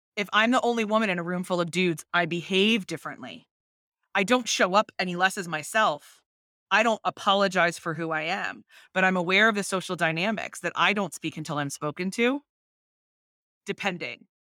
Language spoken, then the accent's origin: English; Northeast, United States; I am very American. I was raised in the Northeast